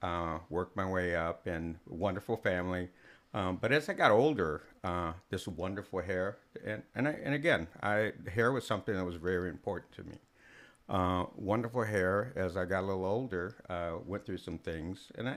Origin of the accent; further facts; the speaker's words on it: Germany; born there; I'm a military brat. I was born in Germany. Mom's German. Dad's black.